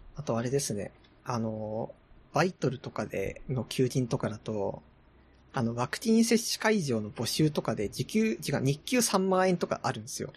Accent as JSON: {"language": "Japanese", "region": "Tohoku", "country": "Japan", "tie": "born or raised there", "moved": "yes", "lives_now": "Tokyo, Japan", "said": "私は東北出身"}